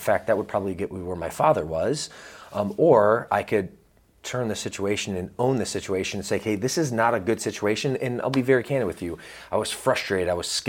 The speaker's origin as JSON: {"language": "English", "region": "Georgia", "country": "United States", "tie": "born or raised there", "also_born_or_lived": "Michigan", "said": "But really, my first 10 years were in the state of Georgia. In fact, I used to talk like this when I was a little boy."}